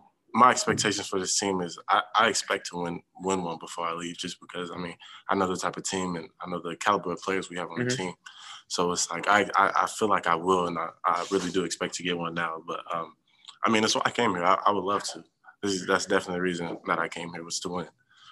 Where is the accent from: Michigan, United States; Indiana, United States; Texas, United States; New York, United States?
Indiana, United States; Indianapolis; moved away as an adult; I'm from Indy